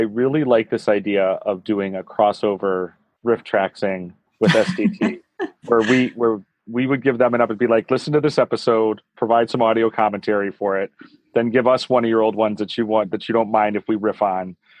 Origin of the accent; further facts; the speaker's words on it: Chicago, Illinois, United States; moved away as an adult; now in San Francisco, United States; as a lifetime Chicagoan and Midwestern person